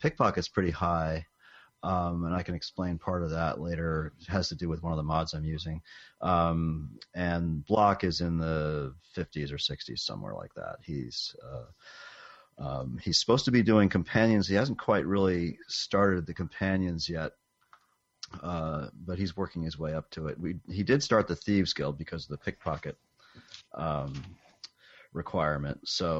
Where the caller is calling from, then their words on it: Western Massachusetts, United States; I'm calling in from Western Massachusetts.